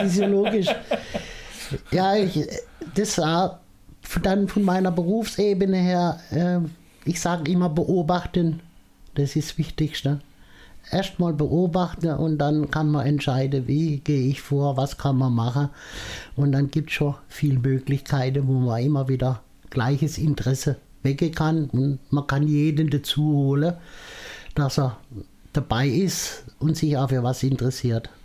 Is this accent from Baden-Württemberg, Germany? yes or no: yes; Mosbach, Baden-Württemberg, Germany; bei uns in Moosbach